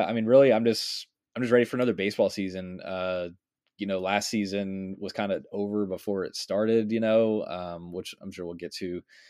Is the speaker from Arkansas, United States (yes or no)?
yes; Arkansas, United States; I'm from Arkansas.